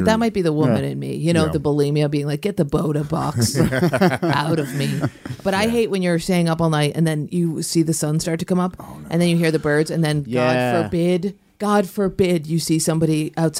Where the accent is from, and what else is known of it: Ithaca, New York, United States; born or raised there